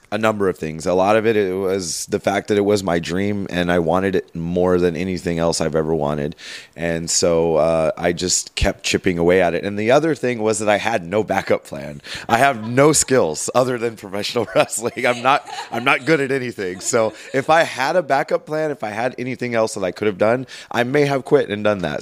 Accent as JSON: {"language": "English", "town": "Los Angeles", "region": "California", "country": "United States", "tie": "born or raised there", "said": "I grew up in Los Angeles, in the Los Angeles area"}